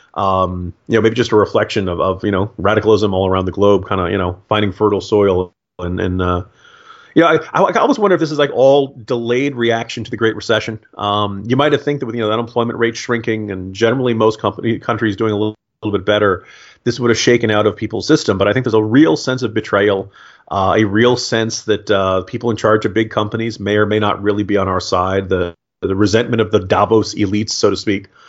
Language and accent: English; United States; I'm an American